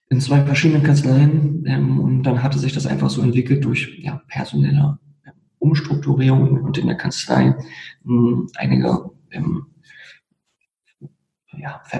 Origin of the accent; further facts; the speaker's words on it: Berlin, Germany; aufgewachsen, geboren in Berlin, aufgewachsen in Berlin ähm, und letztendlich auch ähm, nie lange weg gewesen